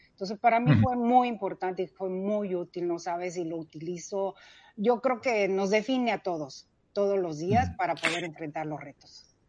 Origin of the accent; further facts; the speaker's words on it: Mexico City, Mexico; nací, crecí en la Ciudad de México